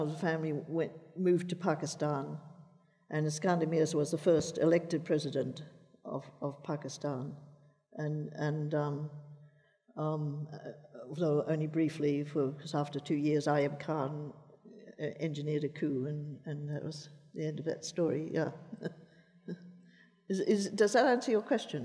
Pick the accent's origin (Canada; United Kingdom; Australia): Australia; as a child, I thought of myself as basically Australian, and to some extent, that's how I still think of myself.